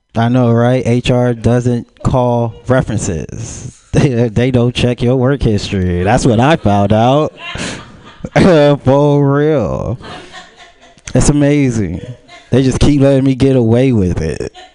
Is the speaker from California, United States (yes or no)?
yes; Pomona, California, United States; I'm from Pomona